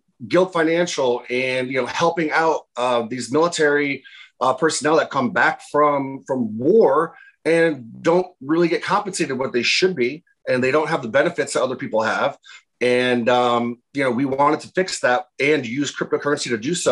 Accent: Orange, Connecticut, United States; also born or lived in Denver; I grew up in Orange, Connecticut

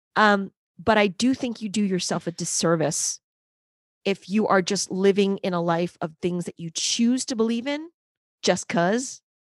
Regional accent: New York City, New York, United States; I am a New Yorker. I am in New York City. but I did grow up in one of the boroughs

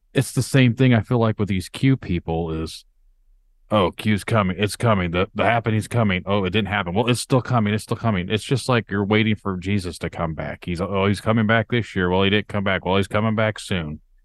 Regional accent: Indiana, United States; I'm from Indiana

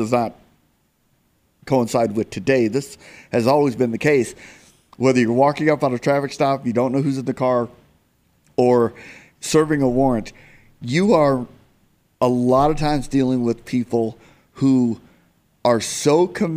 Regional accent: Phoenix, Arizona, United States; I love my hometown, I love Phoenix

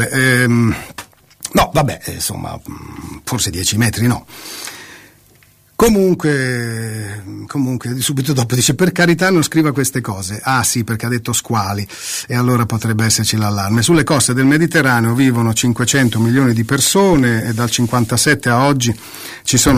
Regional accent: Calabria, Italy; se in Calabria, prendo questa terra perché sono calabrese, vai a 10 metri dalla costa

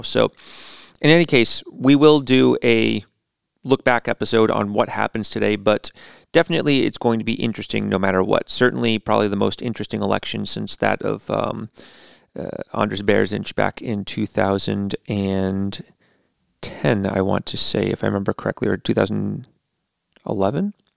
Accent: United States; moved away as an adult; now in Latvia; as an American

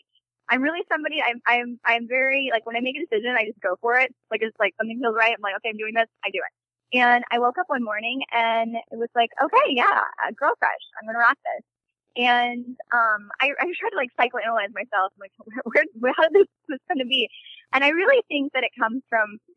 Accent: St. Louis, Missouri, United States; I'm from St. Louis, Missouri.

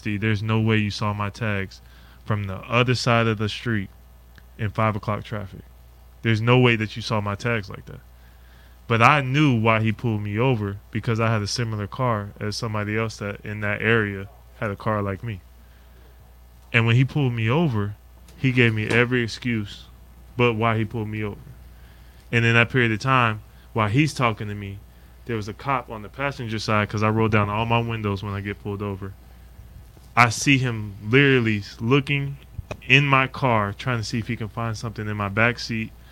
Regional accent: Anchorage, Alaska, United States; now in Lexington, United States; growing up in Anchorage, Alaska

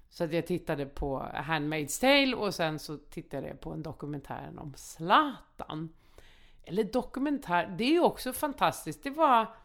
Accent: Malmö, Skåne, Sweden; Så är det där jag växte upp i Rosengård.

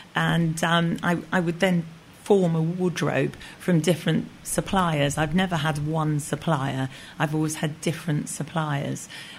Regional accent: Kampala, Central Region, Uganda; moved away; because I was born and brought up in Uganda, Kampala. Got chucked out by Idi Amin, and my father was in the British forces. And we lived on Kalolo Hill.

